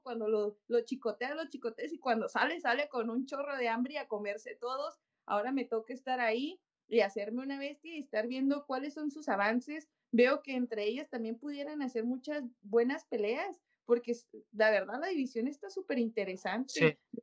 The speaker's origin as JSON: {"language": "Spanish", "country": "Mexico", "said": "la mayoría de las campeonas somos mexicanas"}